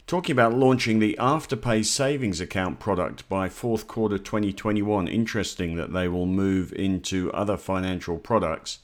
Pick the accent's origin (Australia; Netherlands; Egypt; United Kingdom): Australia; as an Australian investor